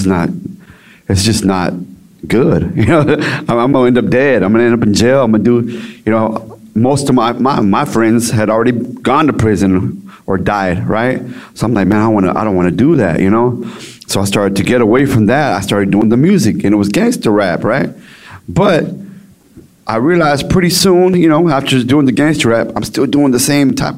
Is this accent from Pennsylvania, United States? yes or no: no; Dallas-Fort Worth area, Texas, United States; I'm from Texas, Dallas-Fort Worth area. You know, so I live in a little area called Everman Forest Hill. It's kind of like the hood, right? And so that's where I'm from.